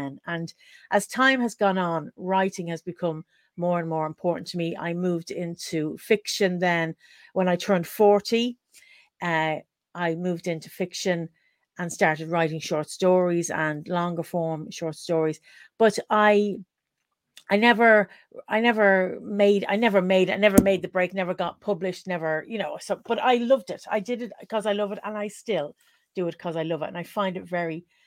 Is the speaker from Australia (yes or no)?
no; Dublin, Leinster, Ireland; now in South Wales, United Kingdom; as you can hear from the accent, I'm from Dublin in Ireland